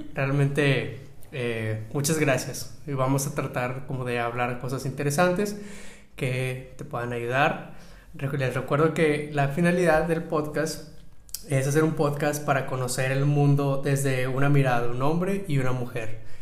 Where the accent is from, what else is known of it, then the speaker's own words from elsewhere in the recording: Monterrey, Nuevo León, Mexico; yo crecí en Monterrey, en el norte de México